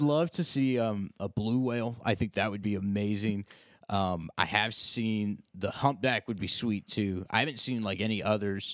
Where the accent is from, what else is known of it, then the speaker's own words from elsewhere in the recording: Ashland, Ohio, United States; moved away; I'm not really from the area. I'm from Ashland